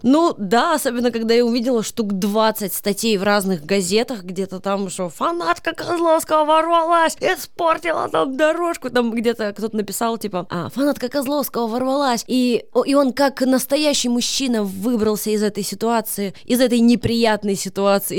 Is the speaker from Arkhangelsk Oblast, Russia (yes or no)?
no; Kasli, Chelyabinsk Oblast, Russia; moved away as an adult; now in Moscow, Russia; я из маленького города Косли.